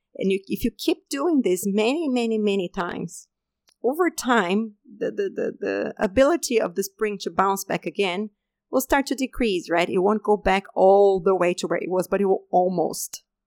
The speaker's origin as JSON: {"language": "English", "country": "Brazil", "also_born_or_lived": "Denmark", "moved": "as an adult", "said": "I had just left my home country, Brazil, and I had moved to Denmark to do my PhD studies."}